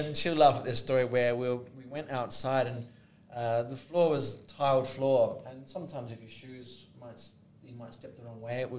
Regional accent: Australia; also born or lived in United Kingdom; I was born in the UK but grew up in Australia.

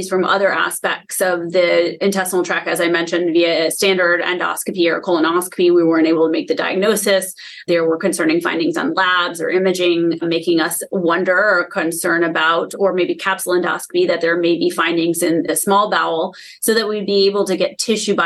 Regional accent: Vermont, United States; moved away as an adult; now in Cleveland, United States; I'm actually from Vermont. I came here in 2011

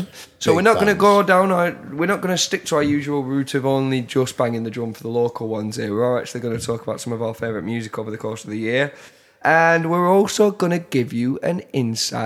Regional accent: Burnley, North West England, United Kingdom; also born or lived in Blackburn; I'm from Burnley.

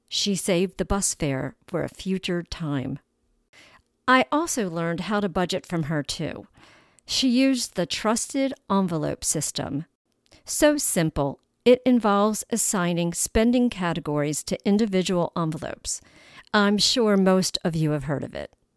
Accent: Baltimore, Maryland, United States; We would travel on the twenty-eight transit bus to Howard Street, home to the big department stores in downtown Baltimore

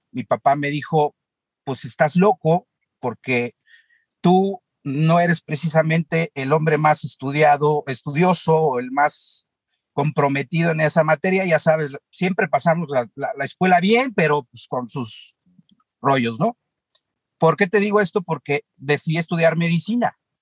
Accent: Mexico City, Mexico; Yo nací en la Ciudad de México, en Polanco

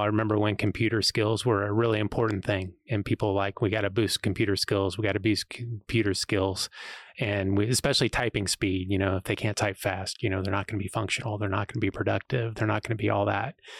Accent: Ellsworth, Kansas, United States; also born or lived in Missouri; now in Manhattan, United States; I was, grew up in Ellsworth

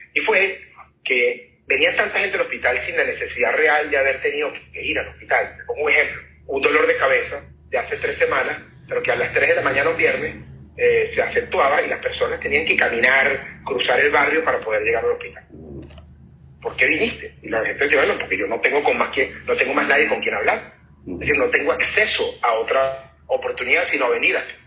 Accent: Caracas, Capital District, Venezuela; Yo soy de Caracas, yo soy un, venezolano

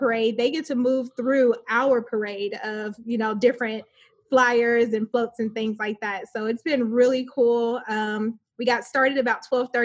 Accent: Chicago, Illinois, United States; moved away as an adult; now in Texas, United States; I was born and raised in Chicago

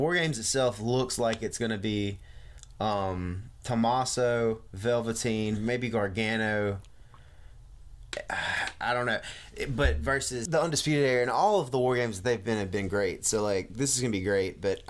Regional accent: the South, United States; accent: Southern drawl; I got a Southern drawl.

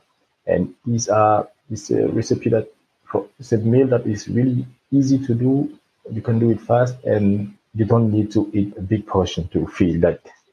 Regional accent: Cameroon; moved away as an adult; now in Frankfurt, Germany; I'm from Cameroon. I left Cameroon with 27 years old, and I came to Germany to study.

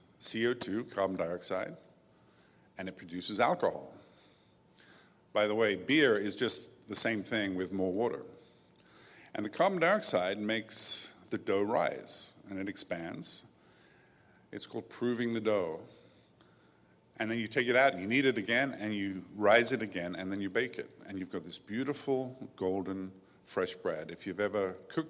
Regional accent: England, United Kingdom; I grew up in England

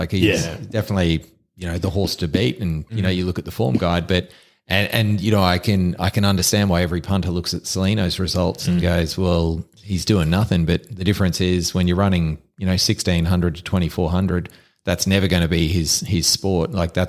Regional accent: Queensland, Australia; Like I grew up on the Bayside, lots of my mates, we'd go to Doomben or Eagle Farm on the weekend

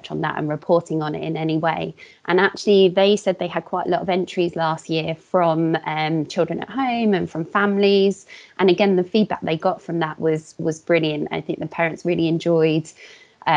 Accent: Portsmouth, South East England, United Kingdom; now in Hertfordshire, United Kingdom; I grew up in Portsmouth, where there's slightly less access to green spaces.

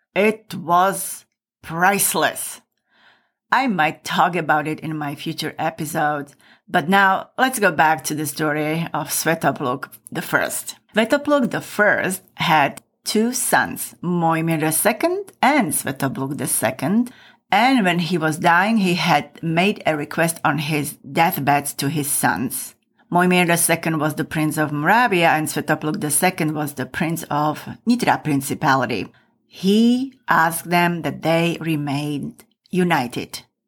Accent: Michalovce, Košice Region, Slovakia; my hometown of Michalovce, which is in the very east of Slovakia.

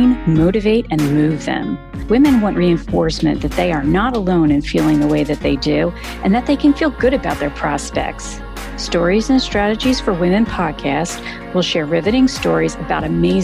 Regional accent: Bucks County, Pennsylvania, United States; I am originally from Bucks County in Pennsylvania

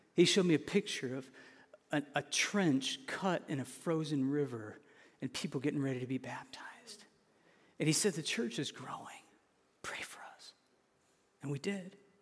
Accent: an hour from Grand Rapids, Michigan, United States; I was born an hour from there.

